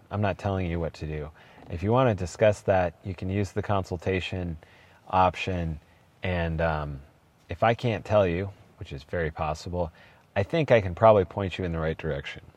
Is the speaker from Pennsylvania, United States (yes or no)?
no; Portland, Oregon, United States; I am from Portland, born and raised, seventh generation